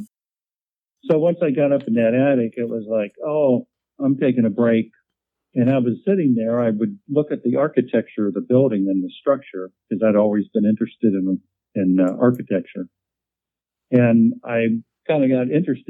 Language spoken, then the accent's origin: English; Fairfield, Ohio, United States; also born or lived in Dayton, Ohio; I grew up in Fairfield and went to school in the Dayton area and lived there for a while, and now I'm back in the Fairfield area